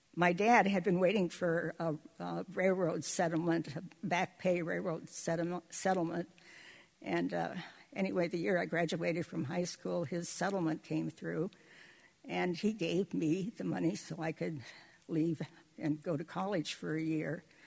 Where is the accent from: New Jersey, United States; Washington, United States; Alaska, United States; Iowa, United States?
Alaska, United States; Seward; I was born in 1933 in Seward